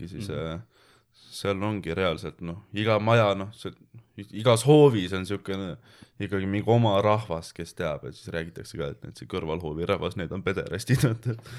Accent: Saare County, Estonia; moved away; tegelikult ma olen Saaremaalt pärit

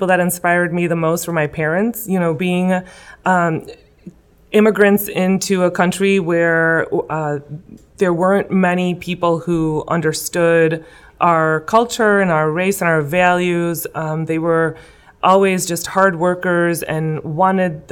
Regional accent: West Chicago, Illinois, United States; Originally born and raised here in West Chicago

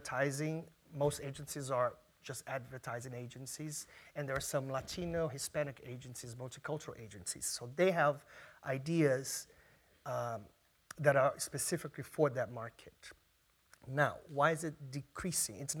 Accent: Brazil; now in New York City, United States; I'm from Brazil

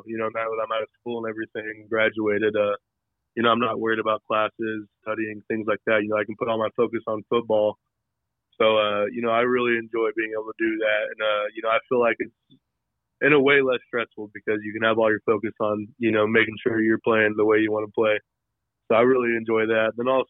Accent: Oklahoma, United States; growing up in Oklahoma, I was a big, you know, OU fan.

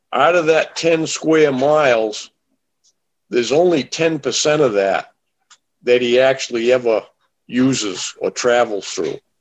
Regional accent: southern Maine, United States; I'm from Maine, grew up in Maine

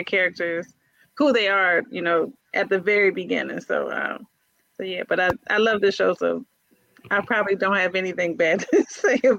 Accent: Maryland, United States; I'm from Maryland

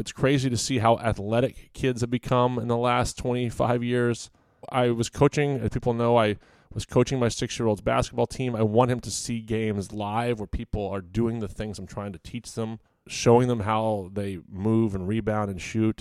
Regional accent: Virginia, United States; moved away; I grew up in Virginia

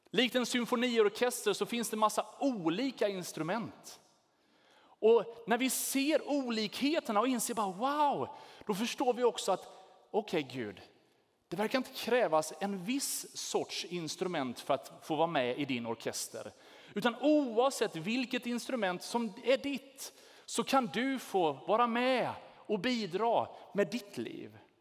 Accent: Sweden; vi är svenskar

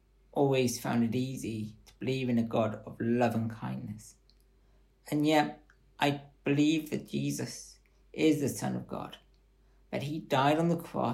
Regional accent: Bath, South West England, United Kingdom; I was born here in Bath and was brought up in a Christian family

